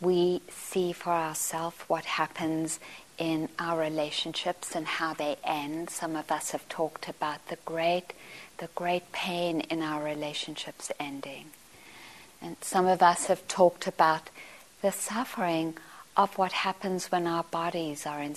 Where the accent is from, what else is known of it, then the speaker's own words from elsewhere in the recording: Johannesburg, Gauteng, South Africa; I grew up in Johannesburg